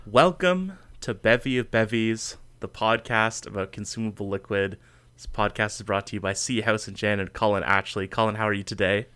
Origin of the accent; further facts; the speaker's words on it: Canada; my home country.